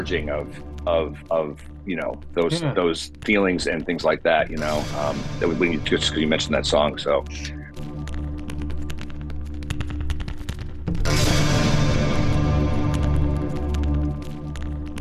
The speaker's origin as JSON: {"language": "English", "town": "Chicago", "region": "Illinois", "country": "United States", "said": "I'm mostly Scottish, I'm from Chicago"}